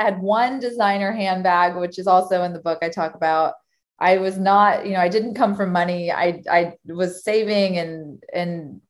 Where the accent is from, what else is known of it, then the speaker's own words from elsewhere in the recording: Texas, United States; moved away as an adult; now in Chicago, United States; I moved from Texas to go to college in Chicago, and I studied journalism